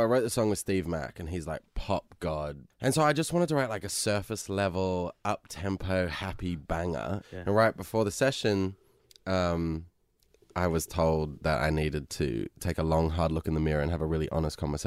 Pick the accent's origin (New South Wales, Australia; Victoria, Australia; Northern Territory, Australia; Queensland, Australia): New South Wales, Australia; Sydney; now in Los Angeles, United States; I'm from Sydney